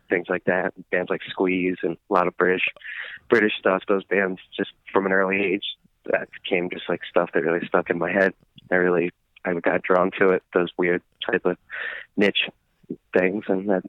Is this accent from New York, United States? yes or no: yes; Bellmore, New York, United States; He's from Merrick, and I'm from Belmore, and they're two towns next to each other on Long Island in New York.